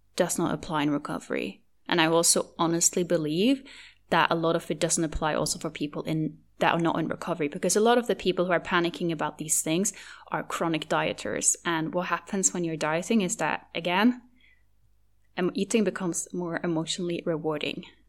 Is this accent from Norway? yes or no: yes; Norway; first language Norwegian; English is a second language; my native language, which is, which is Norwegian